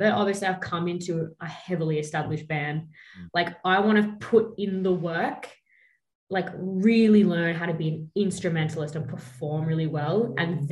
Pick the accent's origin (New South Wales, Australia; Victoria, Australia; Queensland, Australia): Queensland, Australia; Brisbane; I grew up in Brisbane